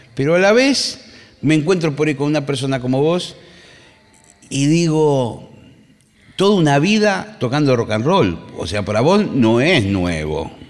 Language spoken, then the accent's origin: Spanish; Monte Grande, Buenos Aires Province, Argentina; Yo soy nacido en Monte Grande, vivo en Monte Grande hoy en día. nunca me fui.